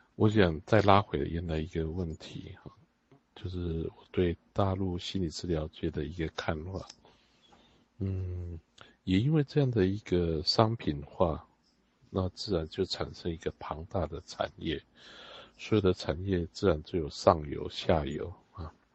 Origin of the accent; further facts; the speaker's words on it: Taiwan; 我们在海岛长大的人